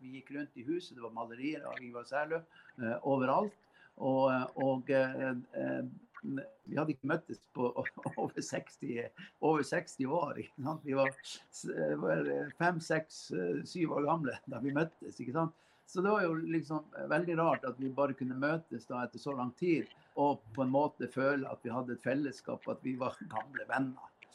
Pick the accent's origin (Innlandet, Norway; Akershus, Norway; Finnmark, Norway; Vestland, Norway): Finnmark, Norway; Karasjok; noen jeg vokste opp sammen med i Karasjok